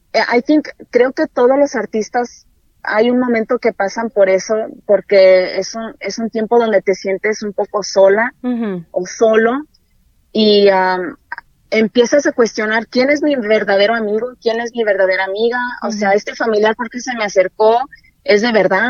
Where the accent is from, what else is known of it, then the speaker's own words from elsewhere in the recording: Montclair, Pomona, San Bernardino area, California, United States; also born or lived in Los Angeles, California / Zacatecas (parents); soy nacida en Los Ángeles, California Ah, solo que me crié un poco ah, hacia el este, en el área de Montclair, Pomona, San Bernardino